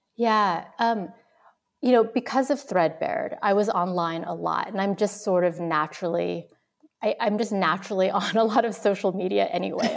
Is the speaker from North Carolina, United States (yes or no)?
no; California, United States; moved away as an adult; also born or lived in Vietnam; now in New York, United States; I'm originally from California, um, in the United States. I was born in Vietnam, um, and came over as a refugee, like so many others, in the mid nineteen seventies